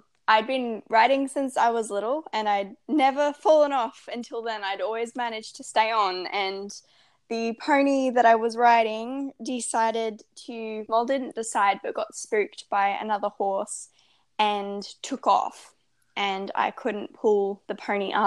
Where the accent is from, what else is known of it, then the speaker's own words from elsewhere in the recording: Australia; I'm 16, I'm Australian, and I'm a lifestyle and well-being blogger